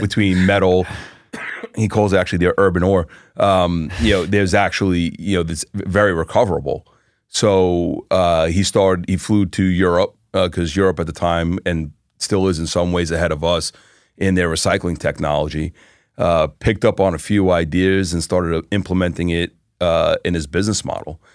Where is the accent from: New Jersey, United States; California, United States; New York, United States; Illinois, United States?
New York, United States; now in Florida, United States; I was born in New York, uh, Floridian since two thousand